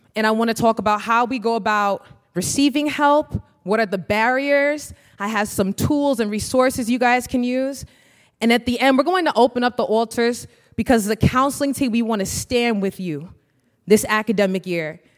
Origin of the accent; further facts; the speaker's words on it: New York, United States; moved away as an adult; now in Minnesota, United States; I'm originally from New York